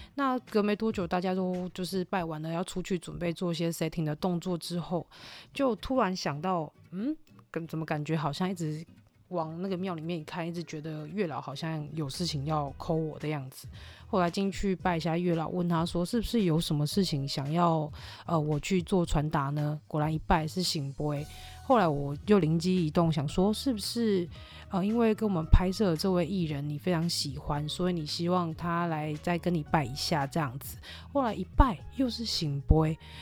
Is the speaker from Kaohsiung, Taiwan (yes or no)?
no; Tainan, Taiwan; moved away as an adult; now in Taoyuan, Taiwan; 本身是台南人关系，我只是嫁桃园嘛